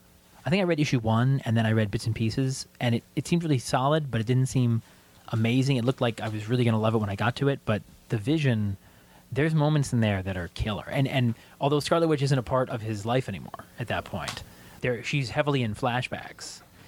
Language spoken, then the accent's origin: English; Gloucester, Massachusetts, United States; I grew up in Gloucester, Massachusetts